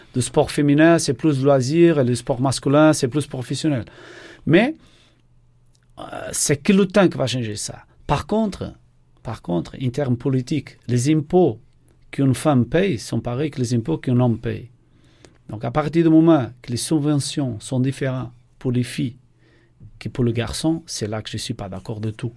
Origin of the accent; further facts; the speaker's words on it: Portugal; accent: Portuguese; French is a second language; moved away as an adult; also born or lived in Norway / Germany; now in Nancy, France; Je suis portugais, ma femme est brésilienne